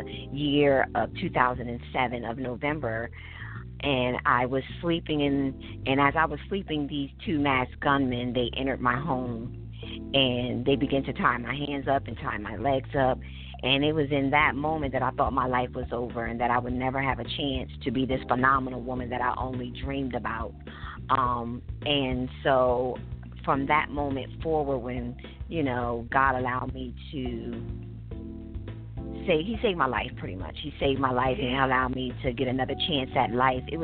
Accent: Dover, Delaware, United States; I am born and raised in Dover, Delaware. That's where I reside currently.

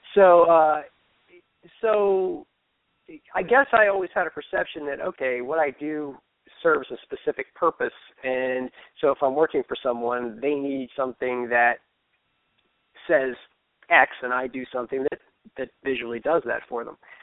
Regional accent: Fairfax, Virginia, United States; now in Baltimore, United States; I grew up in Fairfax

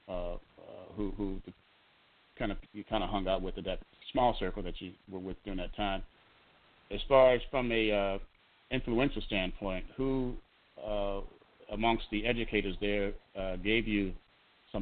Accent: Chicago, Illinois, United States; we moved from the projects on the west side to 74th and Yates in 66

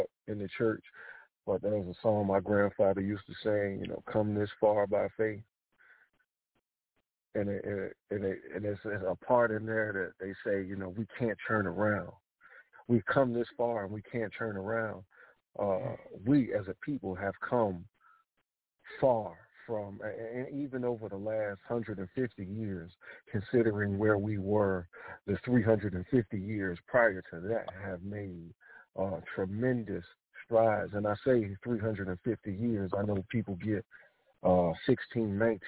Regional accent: Philadelphia, Pennsylvania, United States; now in South Carolina, United States; my grandfather was from Winnsboro, South Carolina, even though I was born in Philadelphia and moved down back down here to South Carolina

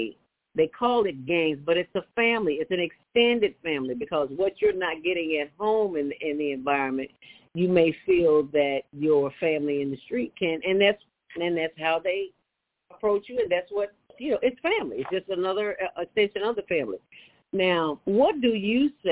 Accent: Chicago, Illinois, United States; I grew up in the city of Chicago.

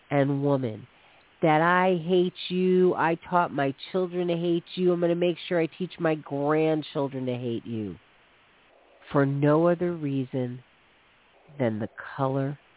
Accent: East Coast, United States; I grew up on the East Coast, and it's not like racism isn't all around the country

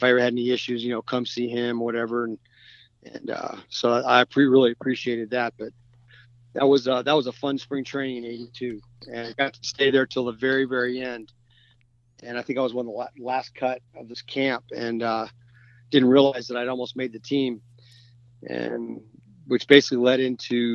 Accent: Clearwater, Florida, United States; moved away as an adult; also born or lived in California; now in Nashville, United States; I grew up in Clearwater.

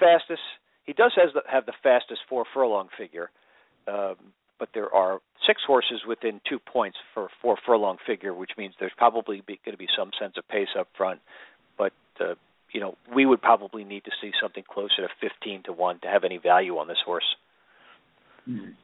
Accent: Seattle, Washington, United States; I'm from Seattle

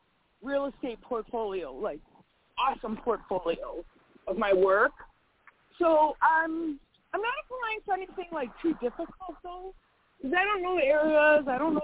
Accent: Illinois, United States; moved away as an adult; now in Wisconsin, United States; Yeah, like, so I'm from Illinois, but I moved up here last year.

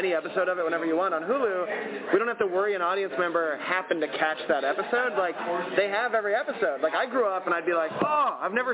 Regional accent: Chicago, Illinois, United States; We're both from Chicago

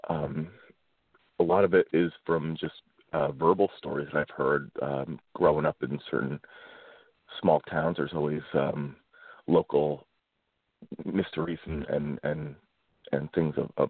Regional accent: Kulpmont, Pennsylvania, United States; I grew up in Kulpmont and went to high school at Mount Carmel and the area is um, pretty economically depressed

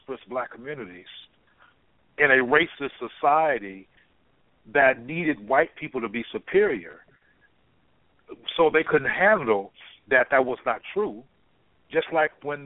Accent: Compton, California, United States; I'm from Compton, California

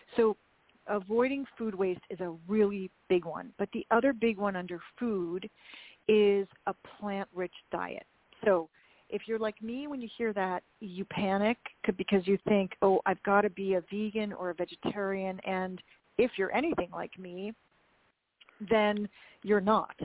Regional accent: Minnesota, United States; I'm also from the Midwest, Minnesota, and I, as I said, I was raised that it's it's a meal if there's if there's some meat

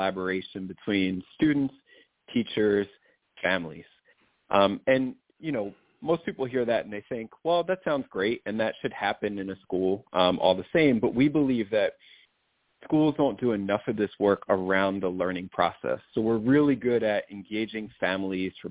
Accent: New Jersey, United States; moved away as an adult; also born or lived in Philadelphia, Pennsylvania; now in Los Angeles, United States; I grew up in South Jersey

